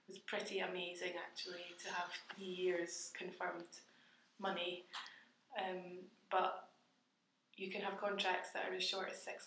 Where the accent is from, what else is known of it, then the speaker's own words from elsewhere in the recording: Glasgow, Scotland, United Kingdom; moved away as an adult; also born or lived in Dundee / Birmingham; I'm a Glasgow girl.